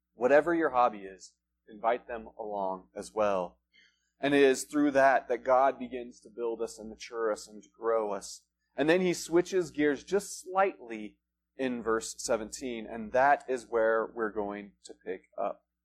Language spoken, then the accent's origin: English; Front Range, United States; now in Flagstaff, United States; we're originally from the Front Range